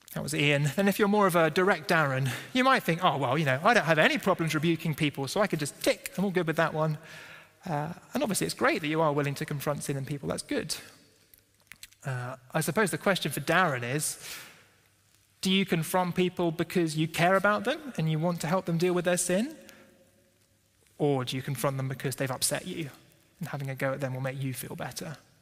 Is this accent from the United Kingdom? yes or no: yes; United Kingdom; we're British and we don't like confrontation